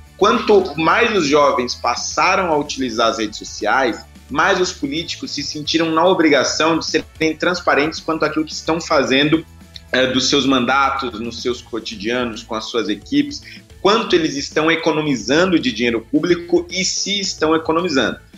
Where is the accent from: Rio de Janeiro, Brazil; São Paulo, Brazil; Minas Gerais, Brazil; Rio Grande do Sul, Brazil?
São Paulo, Brazil; vim da periferia de São Paulo